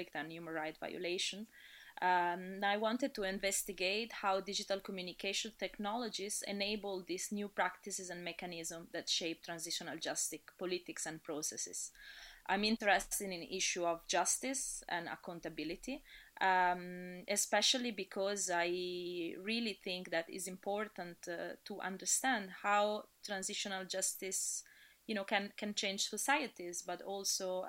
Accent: Italy; moved away as an adult; now in Dublin, Ireland; I was born in Italy, but I would say I've been traveling a little bit everywhere in the past 15 years.

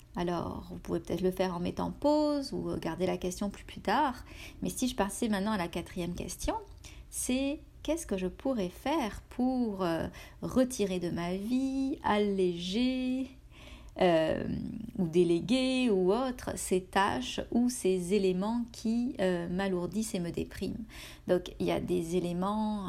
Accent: France; moved away as an adult; now in Canada

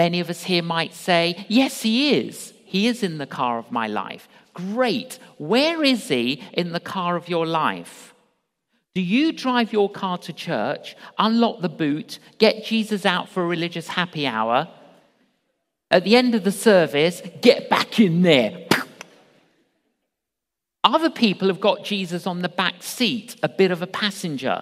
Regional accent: London, United Kingdom; I grew up in London, agnostic

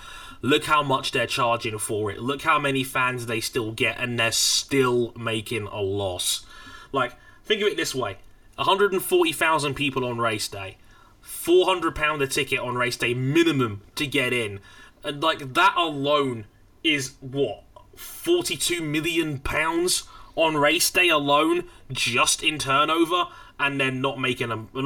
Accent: United Kingdom; a British citizen

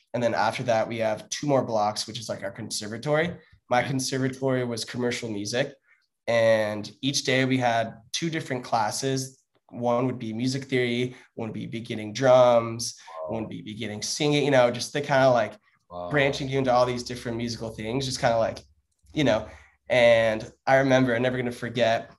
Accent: San Clemente, California, United States; It's the most southern city in Orange County, San Clemente

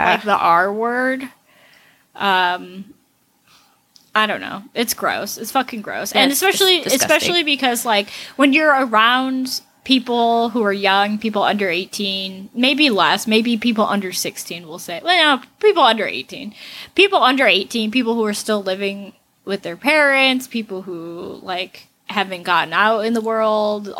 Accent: Pahrump, Nevada, United States; moved away; I grew up in Pahrump, which is bigger than Laughlin

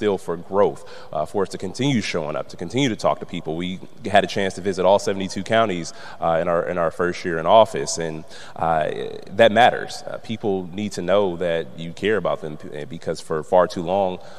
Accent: Milwaukee, Wisconsin, United States; I'm from Milwaukee. I mean, this is home for me.

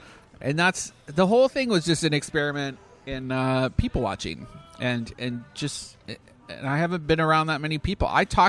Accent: Canada; There's a part of me, so like as a Canadian, it's...

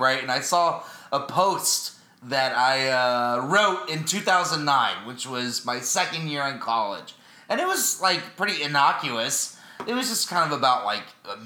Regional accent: Texas, United States; I'm from Texas

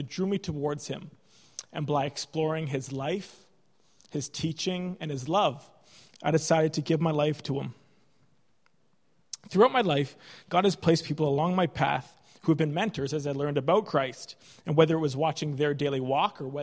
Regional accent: Canada; moved away as an adult; now in Ireland; when I came to Ireland as a Canadian medical student

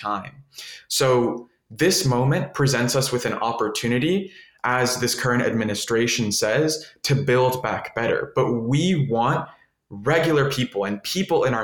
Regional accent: Miami, Florida, United States; I grew up in Miami, and I'm a first generation Colombian American. All my family's from Colombia

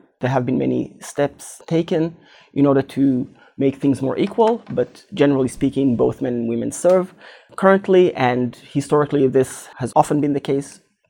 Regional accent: Israel; And one very particular thing there is that growing up in Israel, the military service, so to speak, is always in the back of one's mind

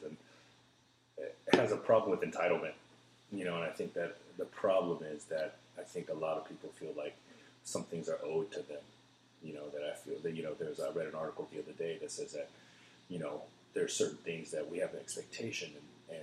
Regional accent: North Carolina, United States; now in Austin, United States; I was born in North Carolina, so I'm an American through and through.

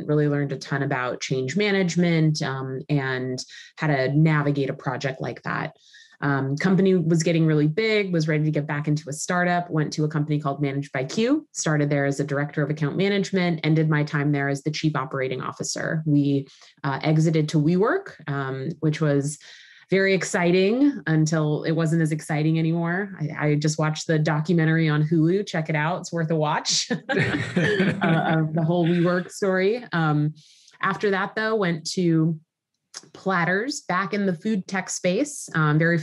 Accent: Southern California, United States; moved away as an adult; also born or lived in New York; born and raised in Southern California, moved to New York when I was 19

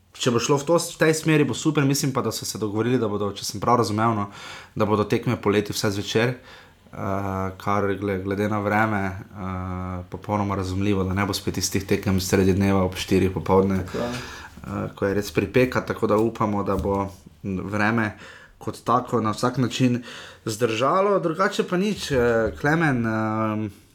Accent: Slovenia

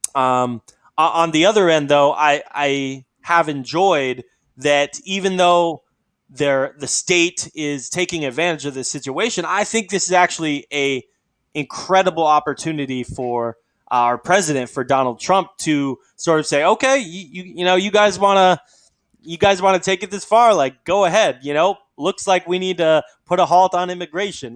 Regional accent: Alaska, United States; I'm from Alaska. It's sort of a different culture.

